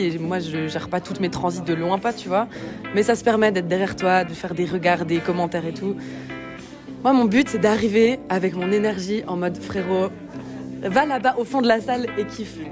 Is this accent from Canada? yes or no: no; Lausanne, Vaud, Switzerland; also born or lived in Tunisia / Lebanon; je viens de Lausanne, mais je bouge un peu de partout.